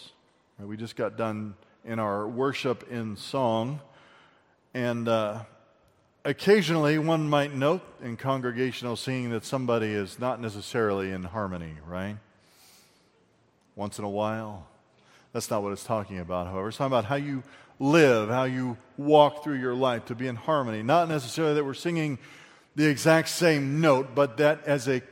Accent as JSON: {"language": "English", "country": "United States", "said": "as an American"}